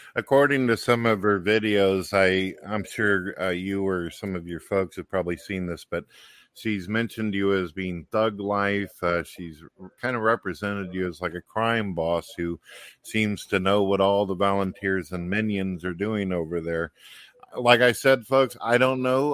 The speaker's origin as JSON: {"language": "English", "town": "St. Louis", "region": "Missouri", "country": "United States", "said": "I'm from St. Louis, Missouri"}